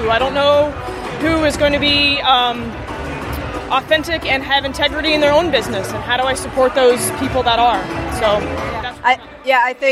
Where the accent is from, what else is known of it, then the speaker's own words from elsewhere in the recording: Baltimore, Maryland, United States; Baltimore, Maryland.